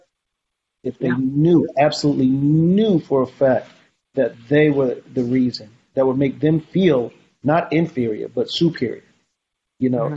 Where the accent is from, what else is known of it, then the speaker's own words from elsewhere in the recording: New York City, New York, United States; I grew up in Harlem